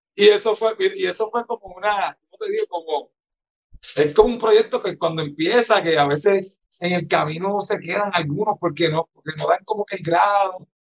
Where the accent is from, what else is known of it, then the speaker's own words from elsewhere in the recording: Ponce, Puerto Rico; yo soy de los Caobos, de Ponce en los Caobos